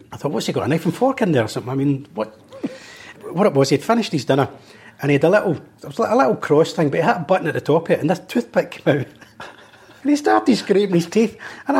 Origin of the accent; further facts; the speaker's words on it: Glasgow, Scotland, United Kingdom; where do you come from? I says, oh, Maryhill Barracks.